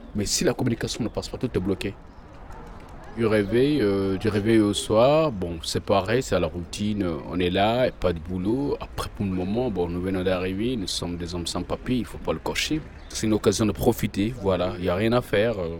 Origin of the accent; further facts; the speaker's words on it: Guinea; moved away as an adult; now in Lyon, France; Je viens de Guinée-Conakry. Moi, suis mon septième mois de Lyon.